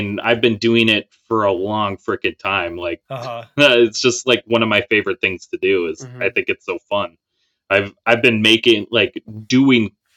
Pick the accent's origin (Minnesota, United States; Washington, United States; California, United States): Minnesota, United States; we're from Minnesota